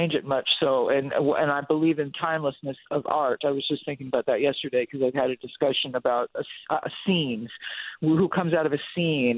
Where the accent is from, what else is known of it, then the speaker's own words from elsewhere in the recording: Los Angeles, California, United States; I'm in a rock band and I'm from Hollywood